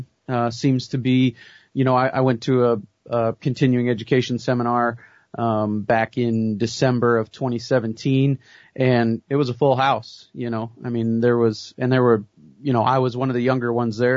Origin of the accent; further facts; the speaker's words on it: Belle Fourche, South Dakota, United States; also born or lived in Waukesha, Wisconsin; I grew up here in western South Dakota. I was born and raised here in Belle Fourche